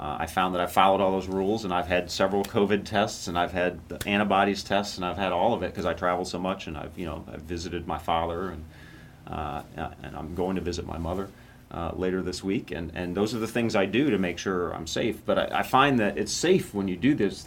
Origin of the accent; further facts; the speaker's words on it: Rockford, Illinois, United States; my hometown of Rockford, Illinois